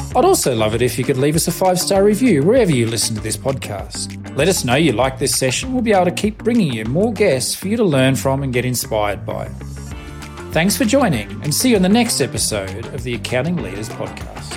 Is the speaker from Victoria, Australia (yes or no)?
yes; Melbourne, Victoria, Australia; moved away as an adult; now in Reno, United States; growing up in Melbourne